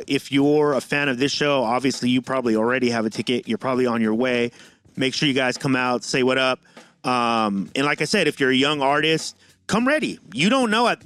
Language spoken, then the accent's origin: English; San Diego, California, United States; I'm from San Diego